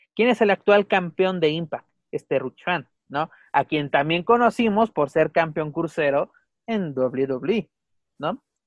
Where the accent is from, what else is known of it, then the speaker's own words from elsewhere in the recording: Mexico; also born or lived in Mexico City; también nosotros somos norteamericanos